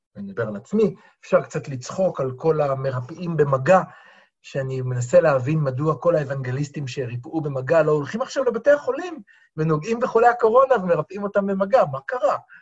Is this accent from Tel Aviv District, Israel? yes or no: yes; Tel Aviv, Tel Aviv District, Israel; כתל אביבי